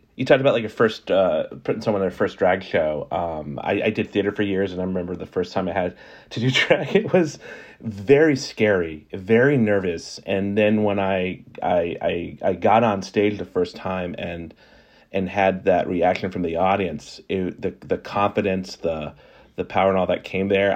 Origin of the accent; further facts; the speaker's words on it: New Orleans, Louisiana, United States; also born or lived in South Carolina; I grew up in New Orleans